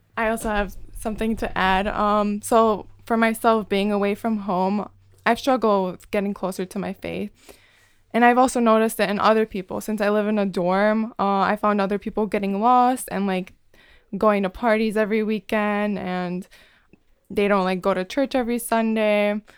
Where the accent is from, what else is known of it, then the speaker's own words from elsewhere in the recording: Chicago, Illinois, United States; moved away as an adult; now in Ann Arbor, United States; I'm from Chicago